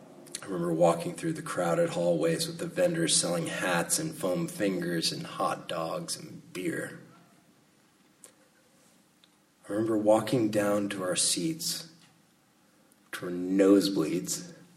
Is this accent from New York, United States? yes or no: no; Salinas, California, United States; was growing up in Salinas